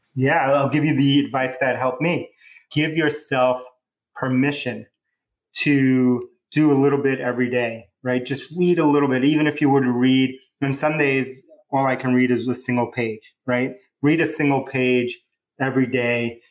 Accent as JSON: {"language": "English", "town": "New York City", "region": "New York", "country": "United States", "tie": "born or raised there", "also_born_or_lived": "Bronx, New York", "accent": "New Yorker", "said": "My hometown, I was born in the Bronx, New York, but I grew up in Queens"}